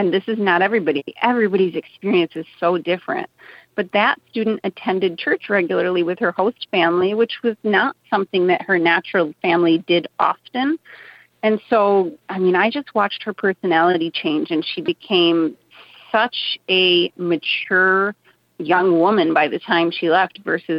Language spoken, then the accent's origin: English; Lower Peninsula of Michigan, United States; moved away as an adult; now in Copper Country, Michigan, United States; I grew up in the Lower Peninsula